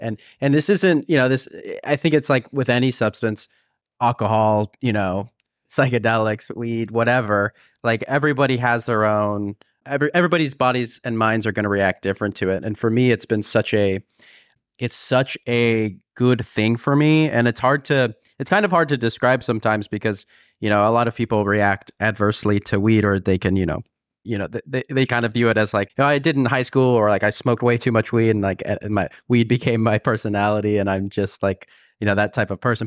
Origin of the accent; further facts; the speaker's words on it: California, United States; moved away as an adult; I was from California